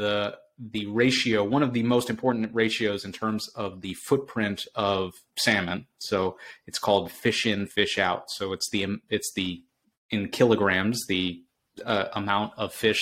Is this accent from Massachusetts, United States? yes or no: yes; Boston, Massachusetts, United States; I'm from Boston, so I'm very partial to the city